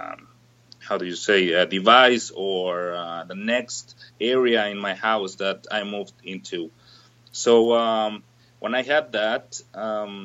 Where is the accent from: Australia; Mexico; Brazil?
Mexico; Mexico City; moved away as an adult; now in Southern Ontario, Canada; I'm originally from Mexico City